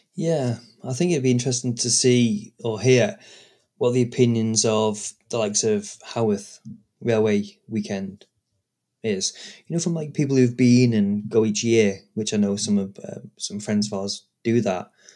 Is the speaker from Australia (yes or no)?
no; United Kingdom; I'm British